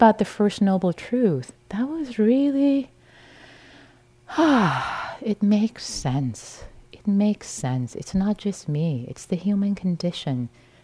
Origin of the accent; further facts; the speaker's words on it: Iran; moved away; I was raised in Iran in a liberal Muslim family in a conventional theistic framework